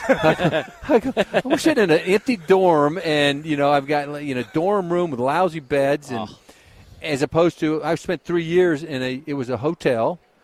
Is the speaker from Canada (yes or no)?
no; Georgia, United States; I grew up in Georgia.